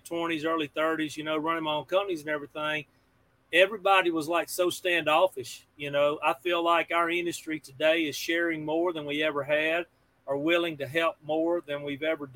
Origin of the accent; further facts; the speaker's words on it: Pearl, United States; I'm a kid from Pearl